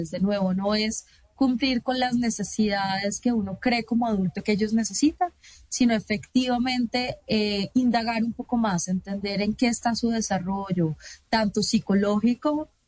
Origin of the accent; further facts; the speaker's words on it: Colombia; parte, digamos, de los derechos que tenemos ya como colombianos.